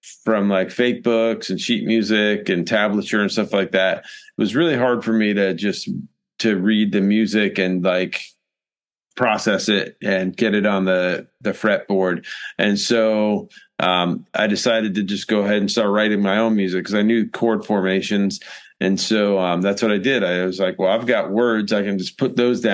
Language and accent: English; Rhode Island, United States; moved away as an adult; now in South Carolina, United States; I'm from Rhode Island originally. I moved down here to South Carolina back in 1994. I was 18 and just graduated high school